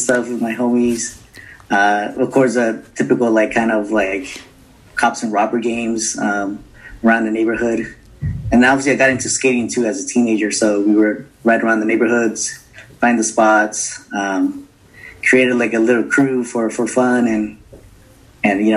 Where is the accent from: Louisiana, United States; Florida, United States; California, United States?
California, United States; Anaheim; I grew up in Anaheim, California, which is the house of Disneyland. You know, grew up here, born and raised